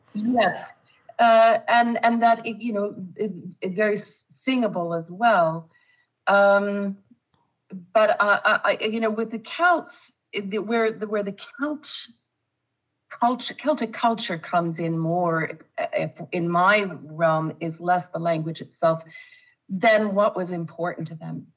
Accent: Winnipeg, Manitoba, Canada; when I was growing up in Winnipeg. Uh, or in Manitoba

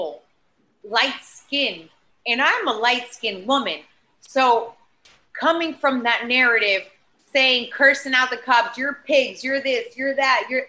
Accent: Boca Raton, Florida, United States; also born or lived in Miami; now in New York, United States; I am from Boca Raton

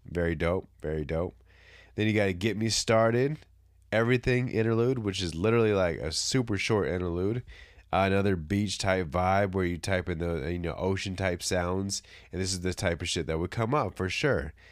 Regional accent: California, United States; I'm from California

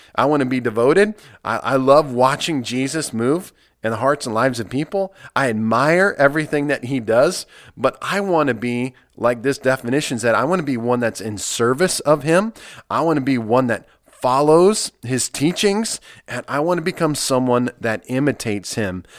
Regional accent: Nebraska, United States; moved away; I come from Nebraska, where, uh, you're a Nebraska Cornhusker, you live and die that. It's the only thing that we have in our state, and I, I, I grew up watching Nebraska football

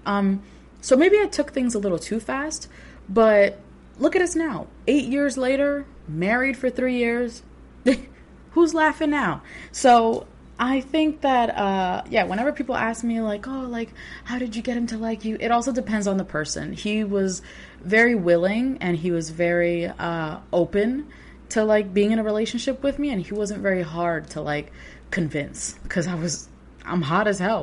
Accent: New York City, New York, United States; born and raised in New York City

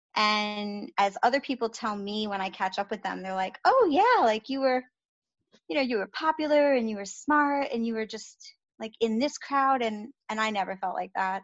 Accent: New York City, New York, United States; moved away as an adult; I grew up in the Bronx in New York

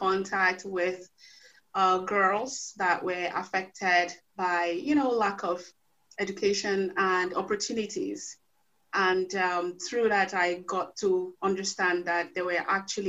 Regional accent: Cross River, Nigeria; moved away as an adult; also born or lived in Canada / Thailand / Laos / Curaçao; growing up in Cross River State here in Nigeria

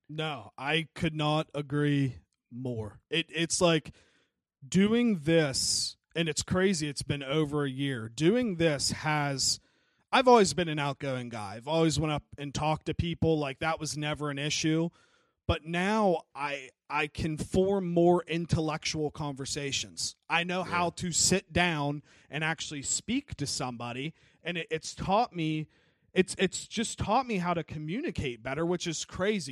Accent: Wheeling, West Virginia, United States; I'm from Wheeling

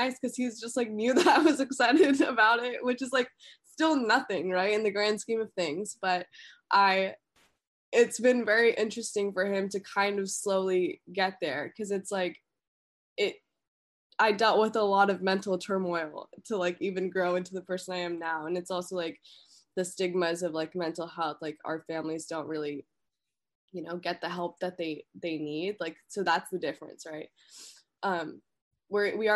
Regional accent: United States; also born or lived in India; I'm an American. Like, I'm an American citizen. I was raised here

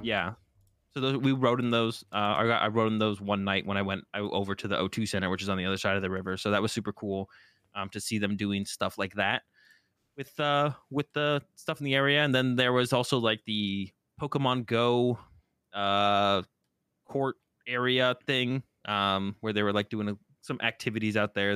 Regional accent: Boston, Massachusetts, United States; moved away; I'm originally from Boston

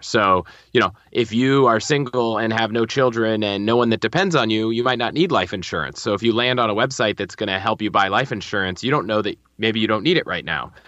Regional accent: Northern Virginia, United States; moved away as an adult; also born or lived in Colorado; I grew up in Northern Virginia

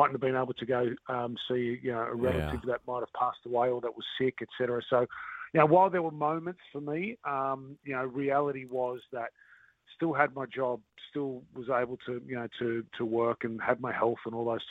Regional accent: Australia; moved away as an adult; now in New Zealand; being Australian, I'm from Australia, and while I'm not from Queensland

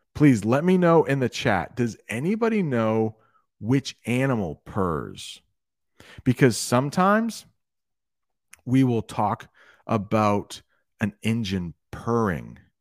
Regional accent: United States; I am an American. I am an American English teacher.

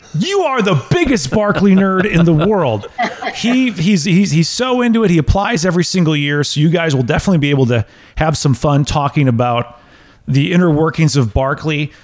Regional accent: United States; the American in me

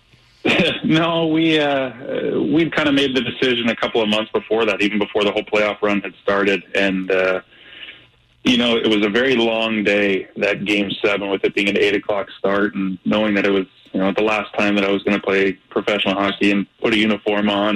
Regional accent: St. Louis, Missouri, United States; growing up in St. Louis

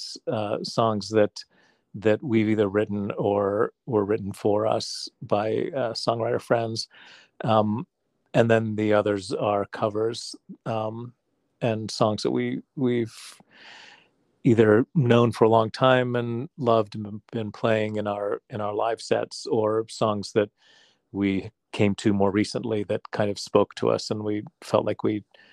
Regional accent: West Virginia, United States; moved away; my home state in West Virginia

